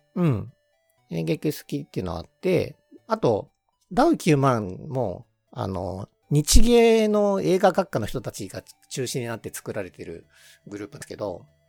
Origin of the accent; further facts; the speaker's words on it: Kansai, Japan; now in Tokyo, Japan; 関西出身なんで、うんうん、あの、学生時代は、あの、夕方とか土日とかお笑い番組ばっかり